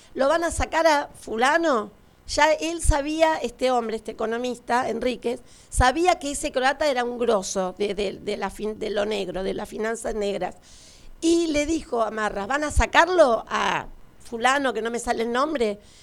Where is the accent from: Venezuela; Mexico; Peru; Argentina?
Argentina; Estoy muy orgullosa de ser argentina